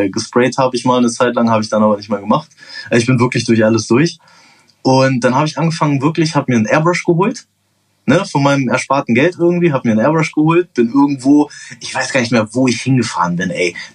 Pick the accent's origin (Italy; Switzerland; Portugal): Portugal; now in Germany; Dann bin ich mit zwölf nach Portugal, habe da ein paar Jahre gelebt und weil dann du bin Portugiese bist. Weil ich halt Portugiese bin, genau. Und dann bin ich wieder nach Deutschland gekommen.